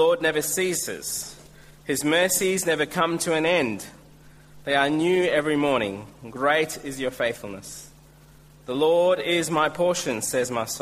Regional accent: India; now in Australia; I'm Indian

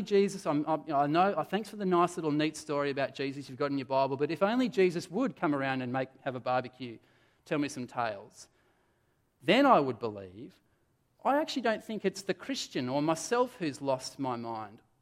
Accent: Adelaide, South Australia, Australia; moved away; I come from Adelaide

